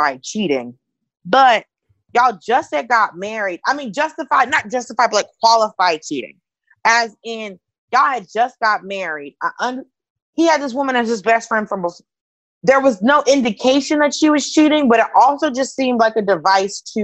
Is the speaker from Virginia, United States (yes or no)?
no; Atlanta, Georgia, United States; I'm from Atlanta